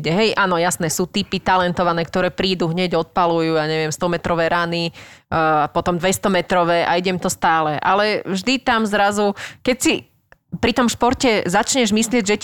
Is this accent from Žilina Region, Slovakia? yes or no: no; Bernolákovo, Bratislava Region, Slovakia; Prvé bolo u nás v Bernolákové na Slovensku, ale veľa našich známych chodilo hrávať aj do Dunakility